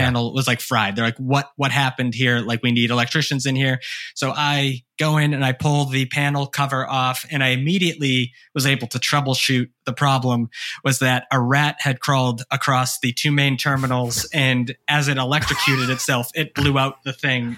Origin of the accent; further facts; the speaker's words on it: Hanson, Massachusetts, United States; also born or lived in Brockton, Massachusetts; I grew up on the South Shore. Uh, I was born in Brockton. I grew up two towns over in a small town called Hanson